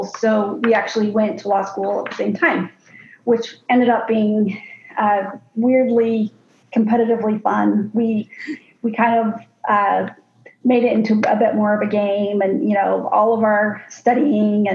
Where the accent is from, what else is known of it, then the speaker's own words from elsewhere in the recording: Arizona, United States; I grew up here in Arizona, and I was the youngest of seven.